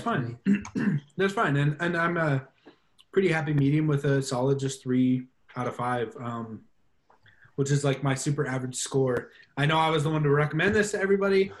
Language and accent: English; United States; as an American